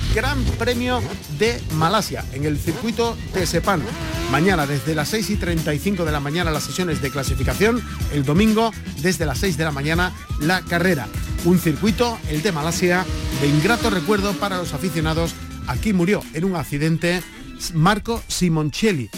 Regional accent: Andalusia, Spain

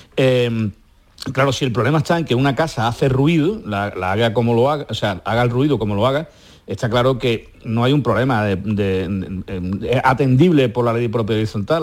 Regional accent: Andalusia, Spain; nuestras cálidas tierras de Andalucía

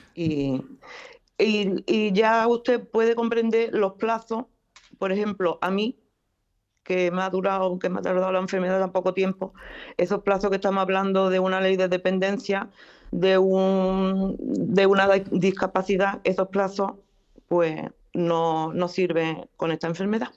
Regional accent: Huelva, Andalusia, Spain; soy de Huelva, ¿no? De Borullo.

